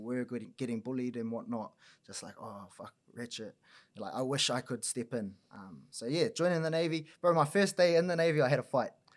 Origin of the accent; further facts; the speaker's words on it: Auckland, New Zealand; now in Wellington, New Zealand; born and raised on the north shore of Auckland